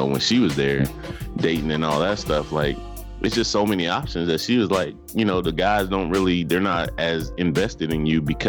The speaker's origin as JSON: {"language": "English", "town": "Atlanta", "region": "Georgia", "country": "United States", "said": "I'm from Atlanta"}